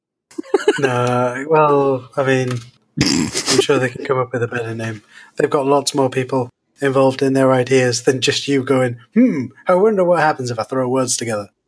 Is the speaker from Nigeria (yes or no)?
no; United Kingdom; I'm British